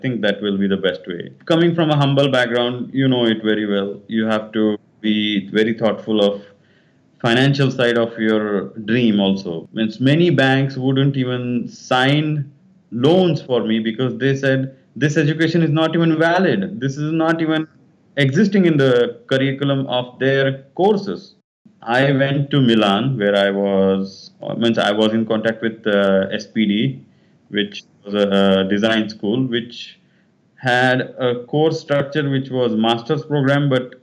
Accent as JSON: {"language": "English", "town": "Solapur", "region": "Maharashtra", "country": "India", "tie": "born or raised there", "said": "I was born in Solapur. It's in Maharashtra, in on the borders of Karnataka, in a Kannada family"}